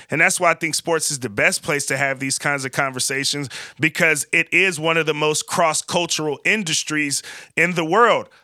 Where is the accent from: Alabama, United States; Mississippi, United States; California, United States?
California, United States; Vallejo; I'm from Vallejo, California. I lived in every part of Vallejo, California, but I spent a significant amount of time being raised in the country club, Crest